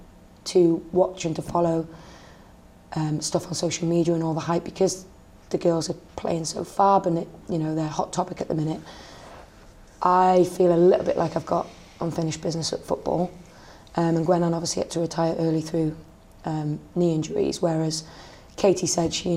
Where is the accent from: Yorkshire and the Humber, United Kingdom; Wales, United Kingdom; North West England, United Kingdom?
Wales, United Kingdom; Llanfynydd; I grew up in Flintshire's best kept village, 2003, I think it was, called Llanfynydd.